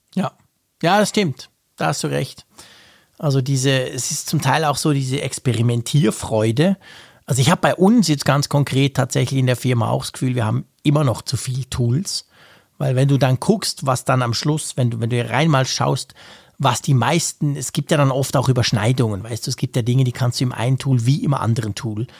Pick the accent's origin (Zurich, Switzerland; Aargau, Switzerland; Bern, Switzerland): Bern, Switzerland; als, äh, Berner